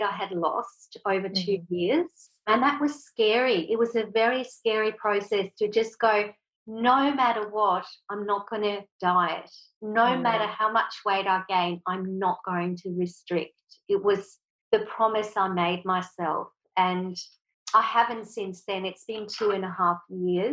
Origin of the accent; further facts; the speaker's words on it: Switzerland; moved away; I was brought up in Switzerland, so my mum and dad are Swiss